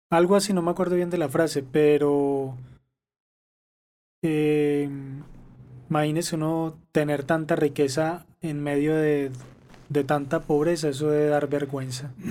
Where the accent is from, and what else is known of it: Colombia